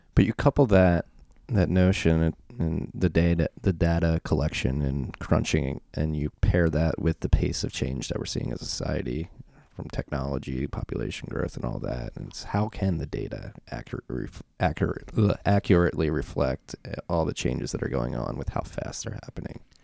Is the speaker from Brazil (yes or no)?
no; Philadelphia, Pennsylvania, United States; moved away as an adult; also born or lived in South Carolina / Frankford, Philadelphia; I grew up in Philadelphia, Northeast Philadelphia, and, uh, our neighborhood changed pretty fast